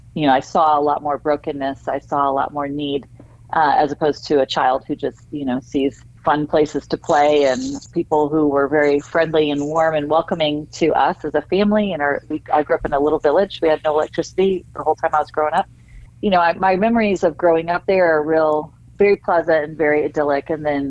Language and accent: English; Sierra Leone; Well, of course, I viewed it through a child's eyes at that time, right? And I remember it being sort of an idyllic place to live. My memories there are all very happy.